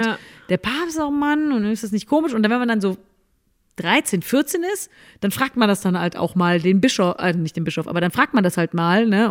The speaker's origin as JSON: {"language": "German", "town": "Cologne", "region": "North Rhine-Westphalia", "country": "Germany", "tie": "born or raised there", "said": "war ich ja auch als Kölnerin, auch waren wir im Karneval äh, viel unterwegs"}